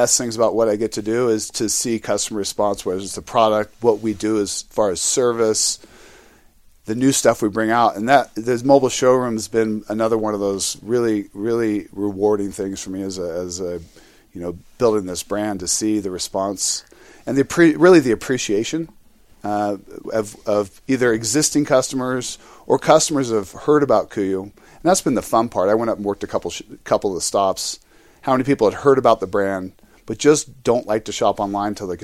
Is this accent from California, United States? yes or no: yes; California, United States; I come from California